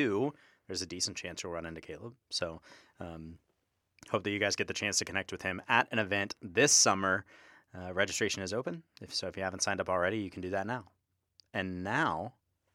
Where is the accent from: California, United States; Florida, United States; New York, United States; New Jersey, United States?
Florida, United States; Jacksonville; my hometown of Jacksonville, Florida